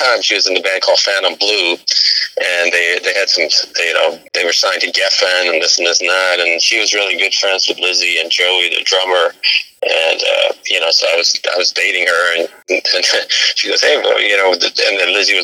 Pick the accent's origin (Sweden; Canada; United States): Sweden; moved away; I grew up in Sweden